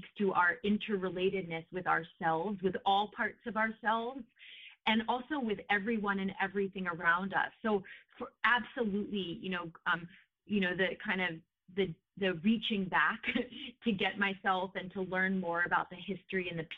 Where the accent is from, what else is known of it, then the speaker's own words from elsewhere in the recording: New York, United States; moved away as an adult; now in California, United States; I grew up in New York and concrete